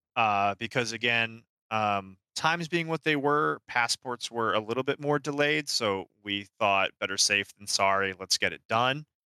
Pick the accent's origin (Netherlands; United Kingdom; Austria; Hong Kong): Austria; now in Florida, United States; I am originally from Austria